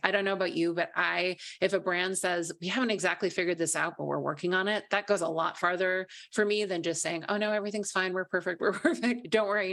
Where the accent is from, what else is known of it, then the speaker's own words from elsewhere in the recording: Minnesota, United States; I grew up in Minnesota, I'm a Midwestern girl